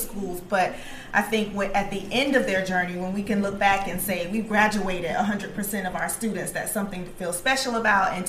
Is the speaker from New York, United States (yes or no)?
no; Broward County, Florida, United States; I'm from Broward County originally